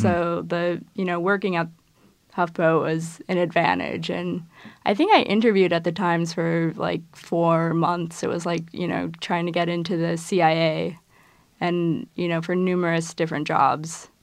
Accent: Midwest, United States; I'm from the Midwest

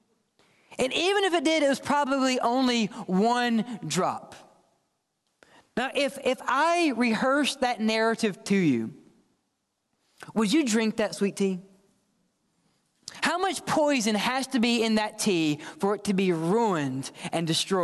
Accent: the South, United States; I'm from the South, raised in the South

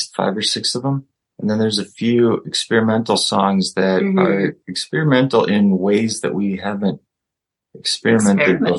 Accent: Wisconsin, United States

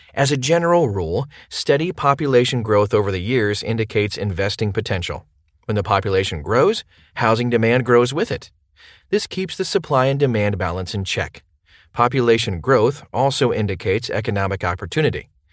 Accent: Memphis, Tennessee, United States; my hometown of Memphis

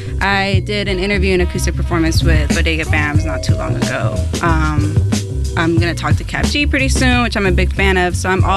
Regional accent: Tracy, California, United States; moved away; also born or lived in San Jose, California; I was born in San Jose, but I was raised in Tracy. It's like a small town.

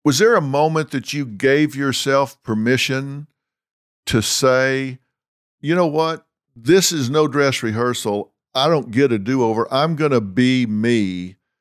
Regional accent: Texas, United States; also born or lived in Los Angeles; I'm from Texas

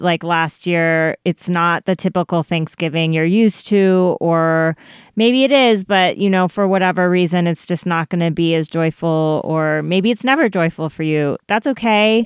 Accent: Colorado, United States; growing up in Colorado

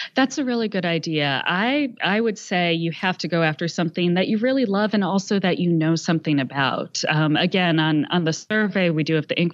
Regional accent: Philadelphia, Pennsylvania, United States; I'm from the Philadelphia area

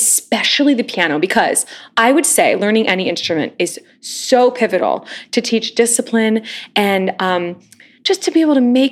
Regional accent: United States; moved away as an adult; now in New York City, United States; growing up near Kansas City and now having family in Kansas City

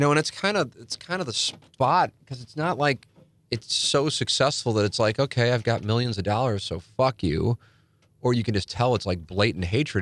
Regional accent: St. Louis, Missouri, United States; I grew up in South Saint Louis

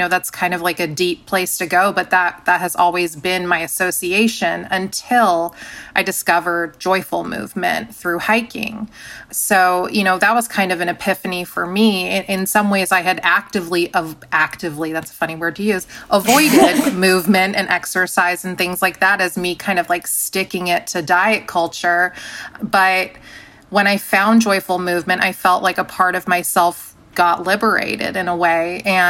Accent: San Diego, California, United States; I grew up in San Diego.

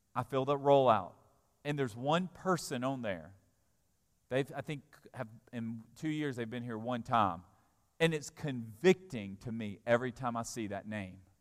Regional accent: Alabama, United States; I'm an American citizen. I was born in Alabama

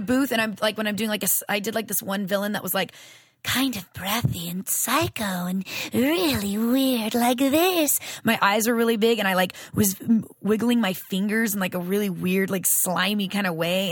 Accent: Louisiana, United States; moved away; I'm from Louisiana originally.

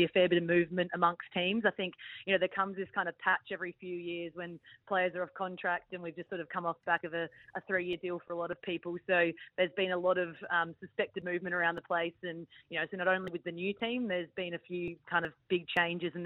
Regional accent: Adelaide, South Australia, Australia; moved away; I went back to Adelaide, actually, to visit the family because I'm from Adelaide

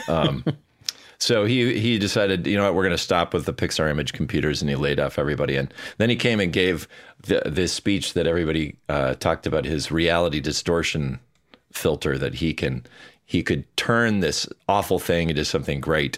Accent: Bloomington, Minnesota, United States; also born or lived in Edina, Minnesota; I was born in Bloomington, Minnesota. Well, actually, Edina, but I grew up in Bloomington, which is, uh, you know, just south of the Twin Cities.

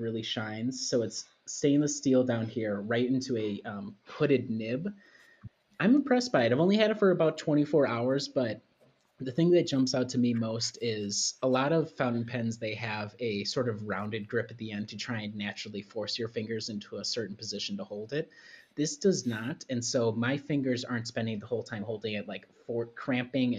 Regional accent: Midwest, United States; as a Midwesterner

